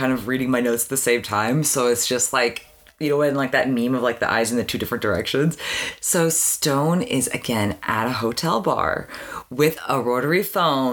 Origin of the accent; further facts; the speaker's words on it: Canada; growing up in Canada